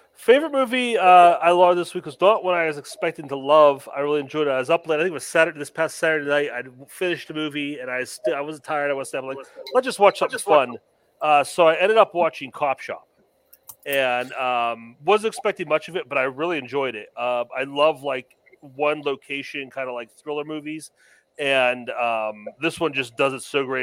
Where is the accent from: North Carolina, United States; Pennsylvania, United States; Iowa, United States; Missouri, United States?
Pennsylvania, United States; growing up in Pennsylvania